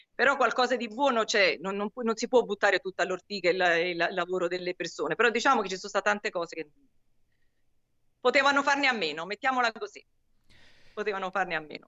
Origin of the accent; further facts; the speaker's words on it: Naples, Campania, Italy; also born or lived in Paris; io sono napoletana, Sammy. E nasco a Napoli, nasco e cresco a Napoli dove mi sono formata